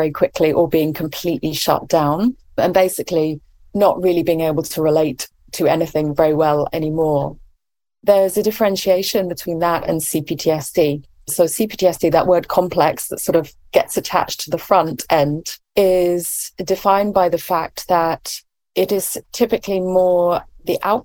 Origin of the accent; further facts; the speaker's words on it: England, United Kingdom; accent: English; moved away as an adult; now in California, United States; as you can probably tell from my accent, I'm English.